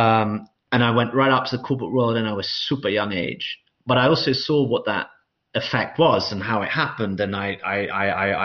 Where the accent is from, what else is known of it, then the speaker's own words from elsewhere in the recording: London, United Kingdom; moved away as an adult; I grew up in London, really, for the first 18 years of my life, literally since almost I was born